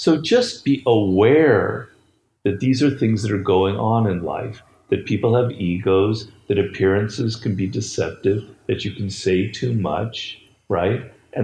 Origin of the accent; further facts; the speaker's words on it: Odesa, Odesa Oblast, Ukraine; So I'm Russian Jew.